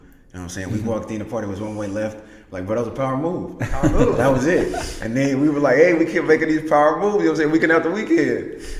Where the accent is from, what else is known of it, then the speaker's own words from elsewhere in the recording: Indianapolis, Indiana, United States; I was raised in Indianapolis. I wasn't born here. I moved a lot when I was a kid, but the city of Indianapolis made me.